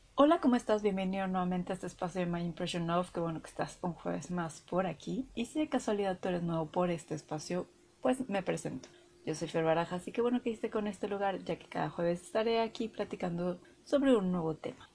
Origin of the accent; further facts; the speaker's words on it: Mexico; acá en México de que cada región pues tenemos nuestro acento y nuestra particular forma de hablar